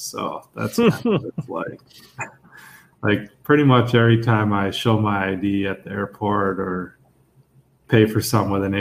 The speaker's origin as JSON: {"language": "English", "town": "Eagan", "region": "Minnesota", "country": "United States", "tie": "born or raised there", "moved": "as an adult", "lives_now": "Hudson, United States", "said": "I grew up in Eagan, Minnesota. So just south of St. Paul, Minneapolis, Twin Cities area of Minnesota"}